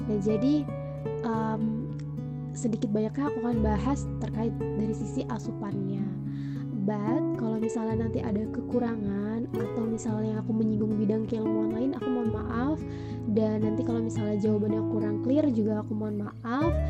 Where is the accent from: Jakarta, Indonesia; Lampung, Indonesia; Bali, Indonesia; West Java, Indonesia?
Lampung, Indonesia; Metro; dan aku anak Lampung juga, uh, tepatnya dari Kota Metro.